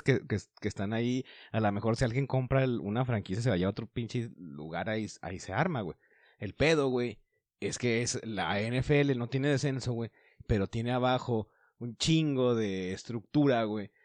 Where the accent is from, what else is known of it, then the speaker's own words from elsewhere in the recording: Mexico; güeyes que estamos aquí en México